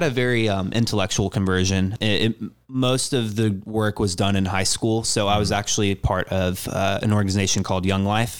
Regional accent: Round Rock, Texas, United States; So I am from Austin, Texas. Round Rock, Texas specifically. But I say Austin because not many people outside of Texas know, even though it's a big town.

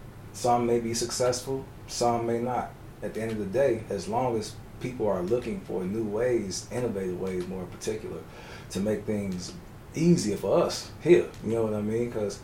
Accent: Chicago, Illinois, United States; Born and raised in Chicago. I don't like to tell people what side of town. If you know, you know. It's just that simple. Catholic high school. Catholic elementary school. Catholic university.

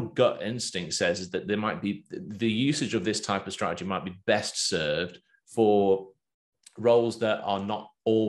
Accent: England, United Kingdom; accent: Pommy; moved away as an adult; now in Australia; I've got my Pommy accent. I sound like an Englishman. Been there 12 years now.

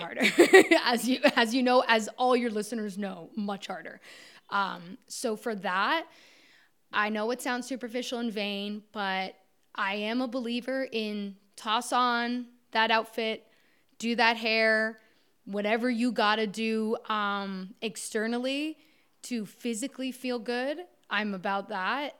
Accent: Orangeville, Ontario, Canada; I grew up in Orangeville, Ontario, um, small town just north of Toronto in Canada.

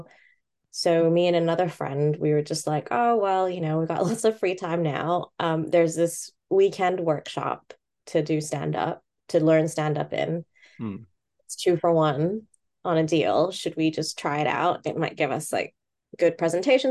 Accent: Bangkok, Thailand; moved away as an adult; also born or lived in Hong Kong (family) / Coventry; now in United Kingdom; I was born in Bangkok, and my family's from Hong Kong. Mm-hmm. So I lived in Bangkok until I was 18.

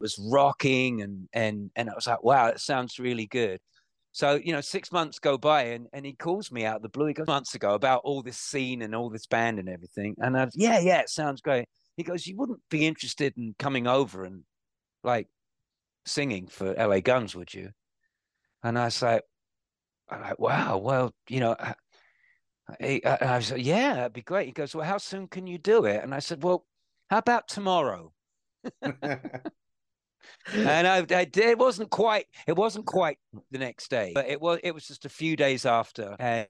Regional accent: London, United Kingdom; But it's a great place for a city boy like me, you know, growing up in Holland Park and Shepherd's Bush and London.

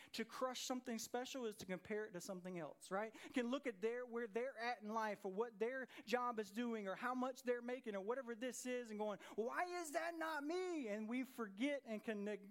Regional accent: Jonesboro, Georgia, United States; I grew up in Jonesboro, Georgia, on the south side of Atlanta

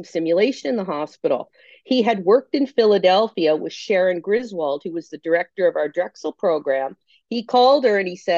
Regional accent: Canada; accent: Canadian; moved away as an adult; also born or lived in Ontario; now in Brooklyn, United States; I am indeed Canadian

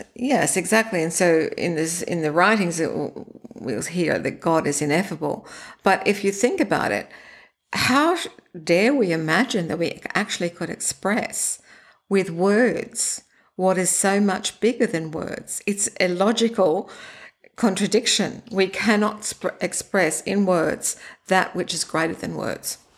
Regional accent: Sydney, New South Wales, Australia; I grew up in Australia in Sydney.

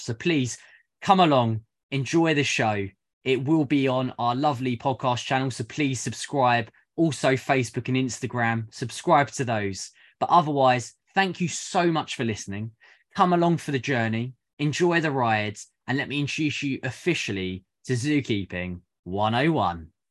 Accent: United Kingdom; I am a zookeeper from the United Kingdom

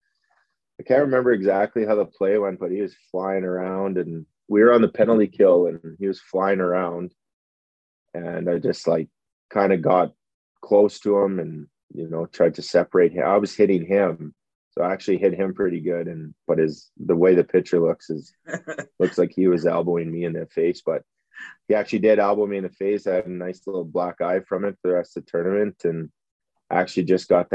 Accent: Edmonton, Alberta, Canada; my hometown

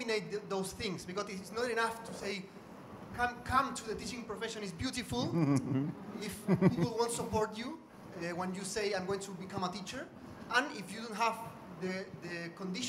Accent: Chile; from Chile

